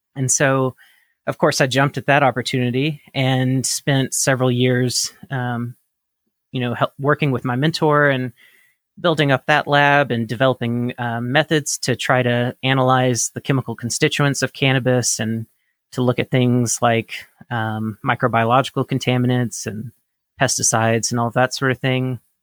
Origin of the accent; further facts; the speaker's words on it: Mississippi, United States; I grew up in Mississippi, the state of Mississippi in the United States